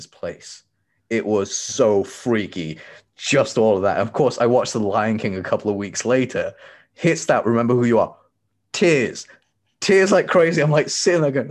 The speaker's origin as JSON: {"language": "English", "country": "Tanzania", "tie": "born or raised there", "moved": "yes", "said": "I'm from Tanzania. I was born there. I am a Tanzanian native."}